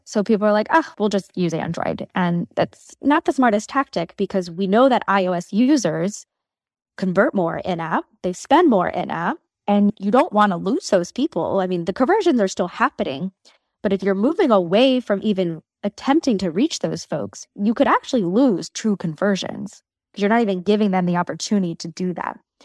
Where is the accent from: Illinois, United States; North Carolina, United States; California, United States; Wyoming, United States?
North Carolina, United States; moved away as an adult; now in New York City, United States; I grew up in North Carolina.